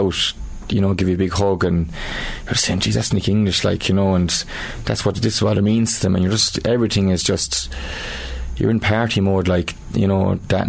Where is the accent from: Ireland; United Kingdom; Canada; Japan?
Ireland; Thurles, Tipperary; and I'm from Turles, so I'm living in town, and, you know, the buzz around the place was just unreal.